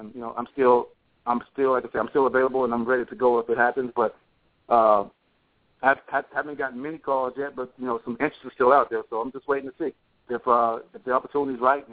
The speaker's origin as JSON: {"language": "English", "region": "Alabama", "country": "United States", "tie": "born or raised there", "said": "my home state of Alabama"}